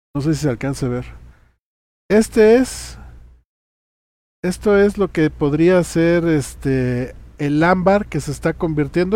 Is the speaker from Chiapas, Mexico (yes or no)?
yes; Chiapas, Mexico; moved away; allí en mi tierra, en Chiapas